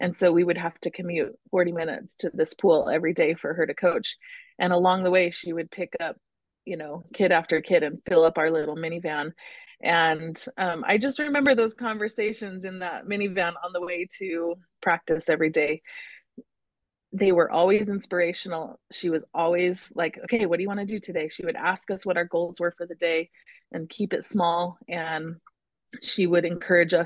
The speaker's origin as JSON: {"language": "English", "region": "California", "country": "United States", "tie": "born or raised there", "also_born_or_lived": "Utah", "said": "when we were about 4 or 5, we moved from Utah to California and kind of restarted life out there"}